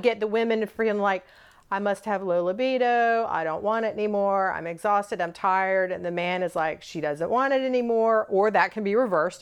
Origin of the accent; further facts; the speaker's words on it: the South, United States; I was born and raised in the South